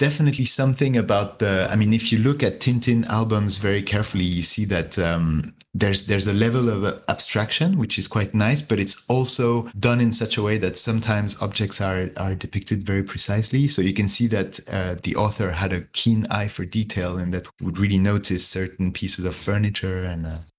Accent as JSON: {"language": "English", "country": "China", "tie": "born or raised there", "also_born_or_lived": "Hong Kong", "said": "… is from Belgium, … is from Switzerland, and I'm French, but I grew up in China."}